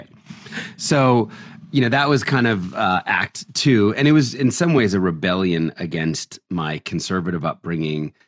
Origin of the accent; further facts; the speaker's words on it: New Jersey, United States; also born or lived in Philadelphia, Pennsylvania; I was born in Philadelphia and raised in New Jersey.